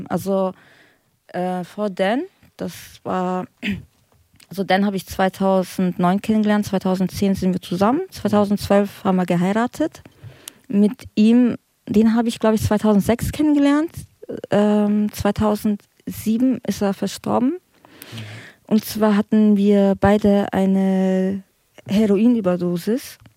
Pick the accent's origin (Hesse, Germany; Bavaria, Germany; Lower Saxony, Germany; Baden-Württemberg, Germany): Bavaria, Germany; und ich komme ja aus Bayern, also ich bin dort aufgewachsen